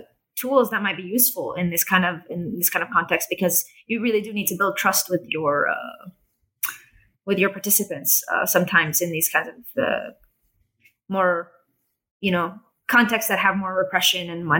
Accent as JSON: {"language": "English", "town": "Jerusalem", "region": "Jerusalem District", "country": "Israel", "said": "they had this assumption that, you know, I'm from Jerusalem. I'm part of their society."}